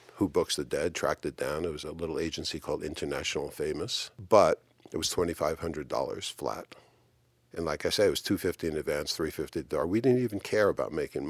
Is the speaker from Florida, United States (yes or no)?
no; Boulder, Colorado, United States; And it was born and raised in Boulder, and it was pretty cool.